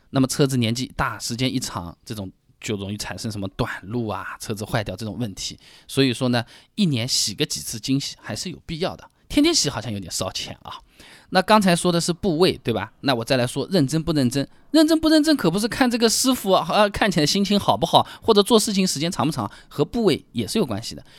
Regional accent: Hangzhou, Zhejiang, China; 我们杭州话说起来呢，叫杀猪啊

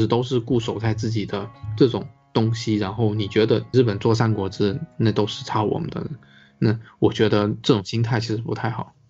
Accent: China; 其实中国有中国自己的文化吧，就是我们也有自己的一个习俗。

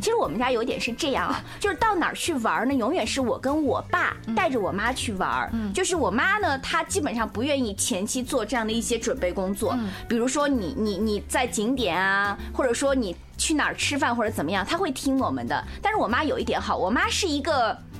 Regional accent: China; 作为一个中国人来说

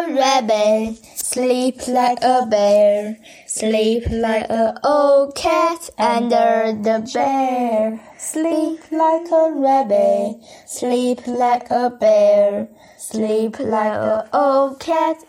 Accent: Tianjin, China; 今年我八岁了。我来自于天津，

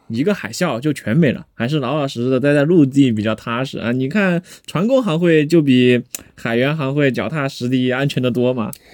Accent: Chengdu, Sichuan, China; 咱们成都人

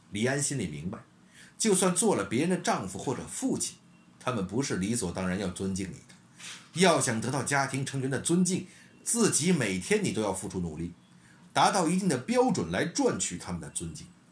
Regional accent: China; 阴阳依旧是我们中国人心中的日月。

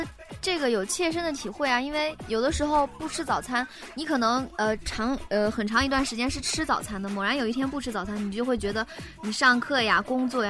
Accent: northern China, China; 虽然我在北方长大，

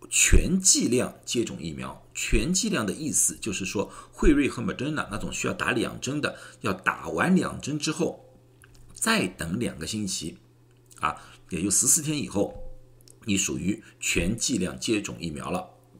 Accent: China; 不管是哪个种族，包括我们中国人，再怎么小心的话，也很多人告诉我，真的很想带家人出去玩一玩了。

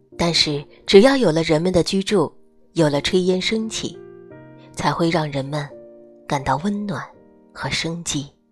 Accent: China; 我们中国人

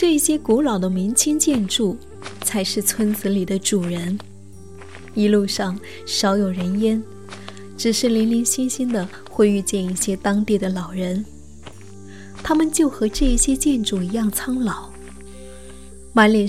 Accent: Guangdong, China; 我广东的。

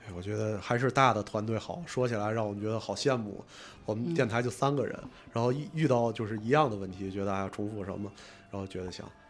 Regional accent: Tianjin, China; 我不喜欢天津，至少我不喜欢现在天津，我就很能知道，我不喜欢我的家乡

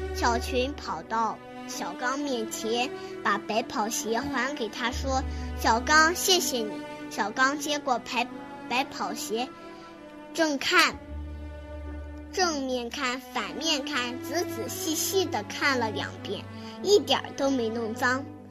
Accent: Huimin, Shandong, China; 我是来自山东惠民的

